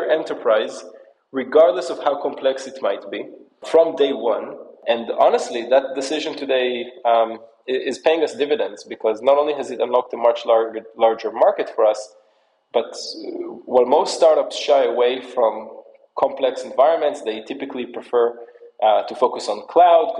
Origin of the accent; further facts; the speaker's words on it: United States; also born or lived in Israel; I was born in Israel, but I actually grew up in the New York, New Jersey area.